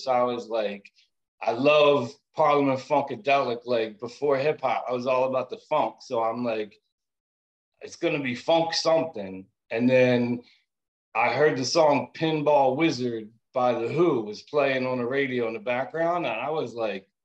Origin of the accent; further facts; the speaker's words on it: Philadelphia, Pennsylvania, United States; being an Italian dude and growing up in Germantown